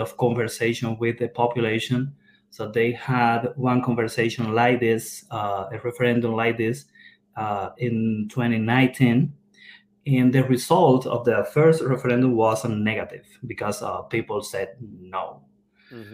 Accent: Cuba; moved away as an adult; now in Kentucky, United States; I have 10 years, almost 10 years living here in the United States, but I was born in Cuba.

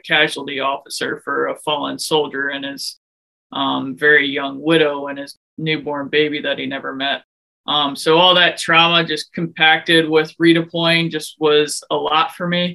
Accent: Houston, Texas, United States; moved away as an adult; also born or lived in West Point, New York / Germany / Alaska; now in Silver Spring, United States; I came from Houston, Texas, but now I live in Silver Spring, Maryland

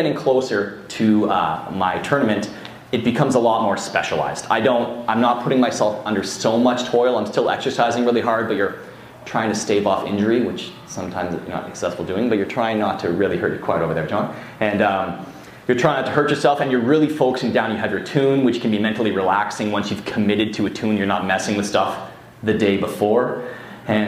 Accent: Canada; from Canada

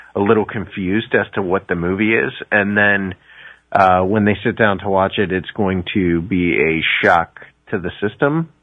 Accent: Ohio, United States; I grew up in Ohio, so I'm I'm in the Midwest

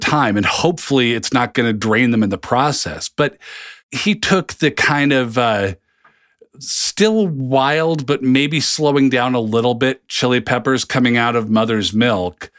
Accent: Seattle, Washington, United States; moved away as an adult; also born or lived in New Jersey; I'm from the complete opposite coast

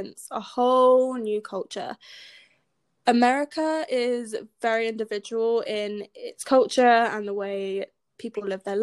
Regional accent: United Kingdom; accent: British; moved away as an adult; now in United States

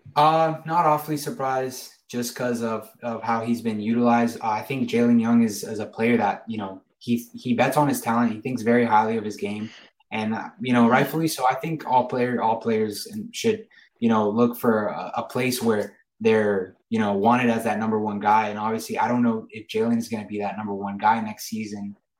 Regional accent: Gainesville, Florida, United States; moved away; Gainesville's my hometown. I grew up in Gainesville

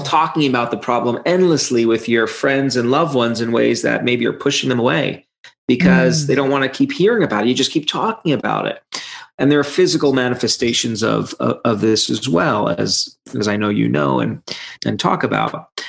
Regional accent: New York City, New York, United States; moved away as an adult; now in Michigan, United States; I grew up in Brooklyn and spent all my life on the East Coast and then moved to Michigan about 15 years ago and have been here ever since

